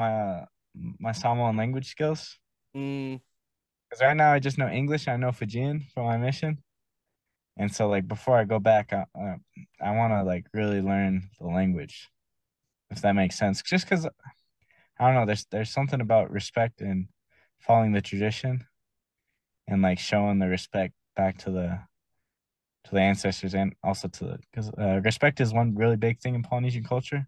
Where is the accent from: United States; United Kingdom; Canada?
United States; South Salt Lake, Utah; I grew up in South Salt Lake